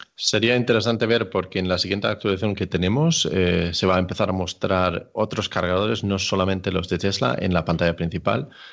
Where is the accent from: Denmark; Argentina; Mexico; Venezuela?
Denmark; now in Spain; Yo soy de Dinamarca, pero vivo en España.